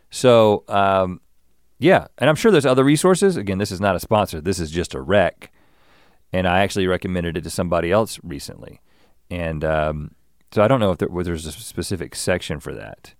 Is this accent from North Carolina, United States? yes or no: yes; Buies Creek, North Carolina, United States; now in Los Angeles, United States; I grew up in Bowie's Creek